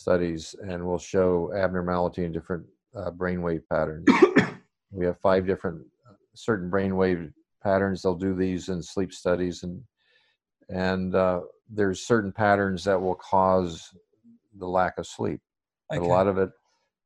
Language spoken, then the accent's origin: English; Arkansas, United States; I still speak pretty slow, but I blame that because I grew up in Arkansas